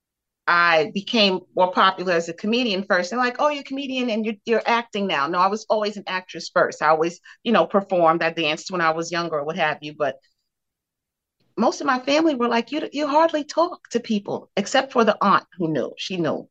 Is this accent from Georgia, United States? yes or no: no; New York City, New York, United States; also born or lived in Bed-Stuy / Bushwick / Crown Heights; I was born in Bed-Stuy. I lived in Bed-Stuy the first 9 years of my life, and then we moved to Bushwick. So I was in Bushwick for a chunk of my life. Then there was Crown Heights and East New York mixed in as well. But yeah, I'm a Brooklyn